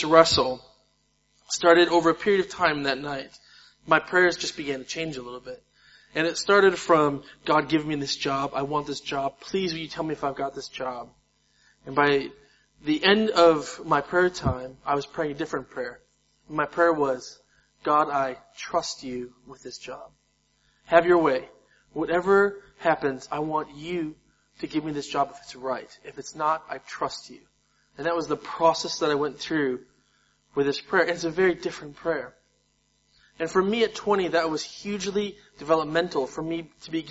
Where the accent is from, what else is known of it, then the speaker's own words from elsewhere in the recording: United States; I'm American